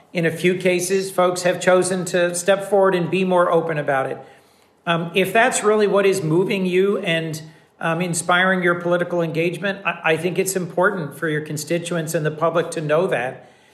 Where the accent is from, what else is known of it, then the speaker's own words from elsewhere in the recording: Wilmington, Delaware, United States; also born or lived in New Haven; my hometown of Wilmington